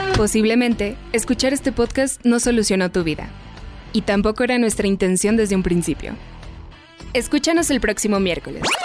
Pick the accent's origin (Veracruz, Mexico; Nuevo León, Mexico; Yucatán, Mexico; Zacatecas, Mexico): Zacatecas, Mexico; accent: Zacatecan; Yo, aunque soy de Zacatecas